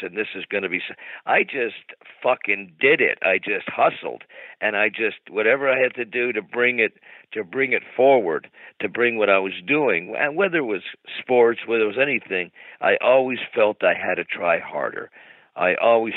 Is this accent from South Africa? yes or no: no; Montreal, Quebec, Canada; growing up in Montreal